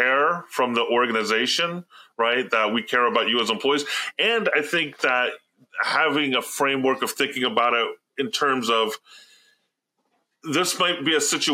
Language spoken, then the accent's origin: English; Alabama, United States; moved away; growing up in the South, I grew up in Alabama for many years in Tornado Alley